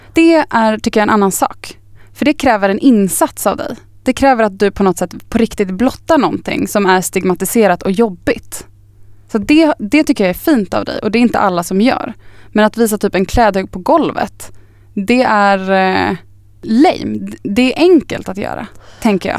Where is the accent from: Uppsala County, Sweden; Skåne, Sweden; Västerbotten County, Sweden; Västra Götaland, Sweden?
Uppsala County, Sweden; Östervåla; also born or lived in Upplands Väsby; now in Stockholm, Sweden; Jag är ju först från liksom Östervåla utanför Tierp Uppsala